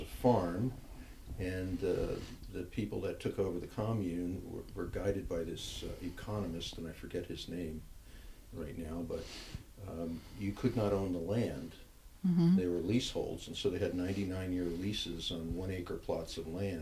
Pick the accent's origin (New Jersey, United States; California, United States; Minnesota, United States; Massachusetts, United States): New Jersey, United States; now in Oregon, United States; I grew up in New Jersey